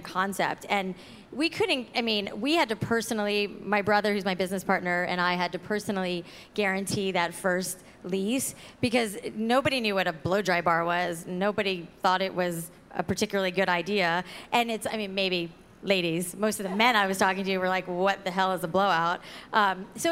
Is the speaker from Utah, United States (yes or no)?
no; South Florida, United States; when I was a little girl growing up in South Florida